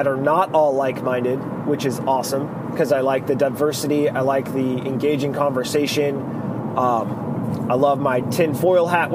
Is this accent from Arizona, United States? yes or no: yes; Arizona, United States; I'm from Arizona, not Alabama, so my family tree does have branches